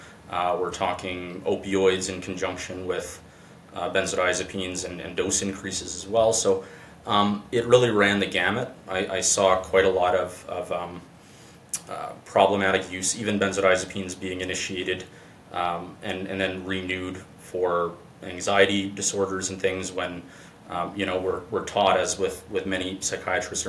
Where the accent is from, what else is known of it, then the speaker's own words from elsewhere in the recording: northern Manitoba, Canada; I went up north in the province of Manitoba to my hometown